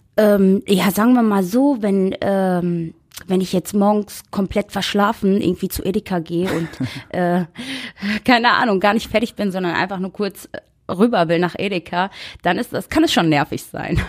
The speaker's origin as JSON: {"language": "German", "town": "Essen", "region": "North Rhine-Westphalia", "country": "Germany", "tie": "born or raised there", "said": "3.12.1990 und ich komme aus Essen"}